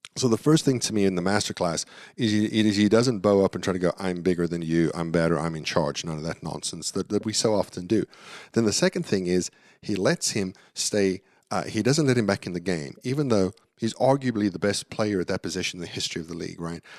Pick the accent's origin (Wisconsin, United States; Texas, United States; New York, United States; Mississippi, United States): Texas, United States; Dallas; the team in my hometown went to the Super Bowl